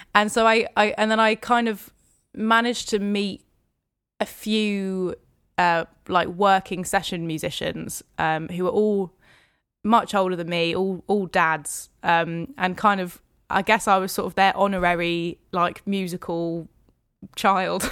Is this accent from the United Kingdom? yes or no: yes; Hertfordshire, near St Albans, East of England, United Kingdom; also born or lived in Dunstable / Lewisham, London; now in London, United Kingdom; I grew up in Hertfordshire, so k-, kind of in a little village just outside Saint Albans.